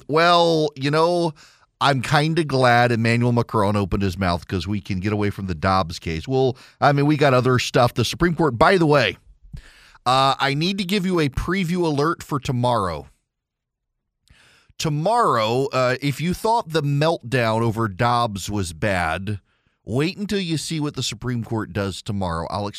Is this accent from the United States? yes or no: no; Dubai, United Arab Emirates; I grew up in Dubai. When I was a kid in the 80s in Dubai, Dubai was the oil producing country or region.